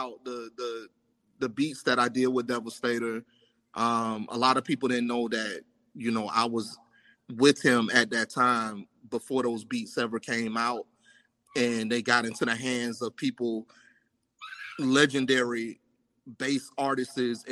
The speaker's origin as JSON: {"language": "English", "town": "West Palm Beach", "region": "Florida", "country": "United States", "tie": "born or raised there", "said": "I was born and raised in West Palm Beach"}